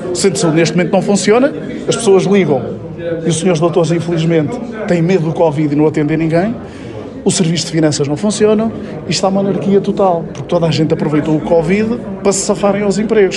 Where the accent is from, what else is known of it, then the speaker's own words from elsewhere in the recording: Sátão, Viseu, Portugal; eu nasci no Sátão, cresci no Sátão, conheço as ruas, conheço as escolas, Passei lá a minha vida, moro lá há, desde que me conheço, há 46 anos